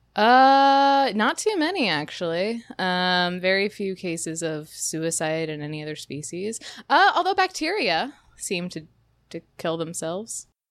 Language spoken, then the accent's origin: English; Delaware, United States; moved away; originally from the state of Delaware